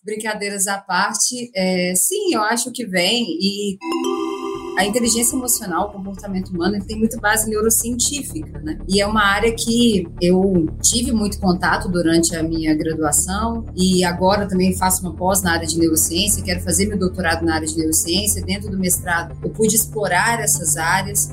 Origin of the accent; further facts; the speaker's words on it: Minas Gerais, Brazil; accent: mineiro; moved away as an adult; now in São Paulo, Brazil; Eu sou mineira, vocês vão ver pelo sotaque, né? Bem forte.